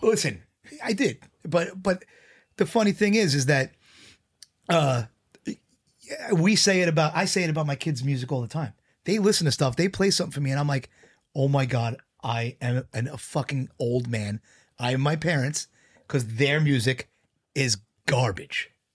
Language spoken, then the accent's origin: English; New York City, New York, United States; I grew up in Bayside, but, uh, I used to hang out in Glendale